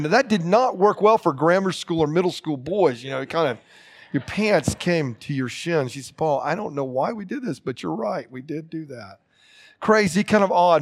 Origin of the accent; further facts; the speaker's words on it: Lakeland, Florida, United States; growing up in Lakeside Baptist Church in Lakeland, Florida in the late sixties and early seventies